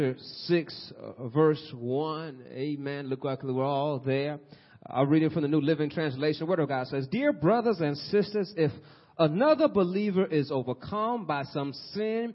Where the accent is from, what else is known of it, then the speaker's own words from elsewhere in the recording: Peoria, Illinois, United States; we're from Peoria